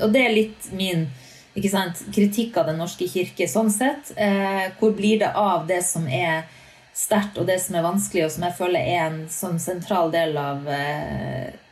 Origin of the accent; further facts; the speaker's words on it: Northern Norway, Norway; moved away; For meg som nordlending